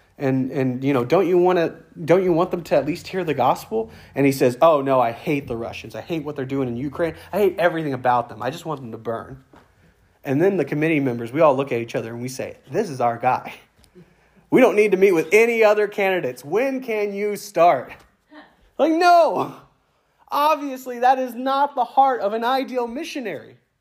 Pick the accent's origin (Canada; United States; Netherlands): United States; now in Brant Lake, United States; I'm an American. I'm proud to be an American.